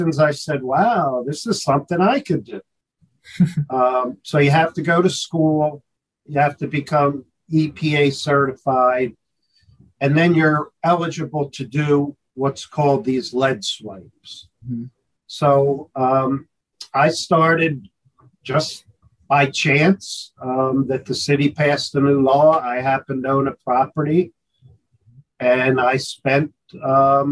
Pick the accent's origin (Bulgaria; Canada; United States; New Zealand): United States; Philadelphia, Pennsylvania; also born or lived in Texas; I am from the Philadelphia area, born and raised. I spent about 6 years in Texas